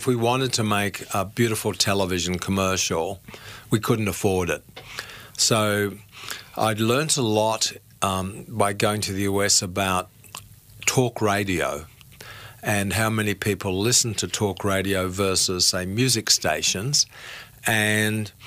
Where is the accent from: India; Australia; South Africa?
Australia; Brisbane, Queensland; I can remember my grandma in Brisbane, because I grew up in Brisbane